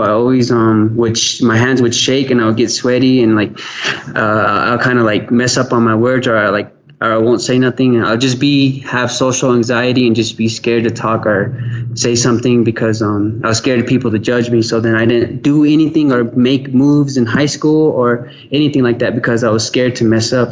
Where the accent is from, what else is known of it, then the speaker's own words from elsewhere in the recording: Gallup, New Mexico, United States; my hometown